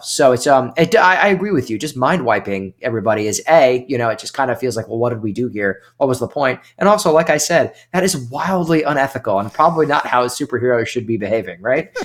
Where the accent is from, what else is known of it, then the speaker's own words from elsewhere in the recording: New York, United States; moved away as an adult; now in Charleston, United States; I'm from New York, obviously, same area as you for most of my life, and I've lived down here outside of Charleston for the past four years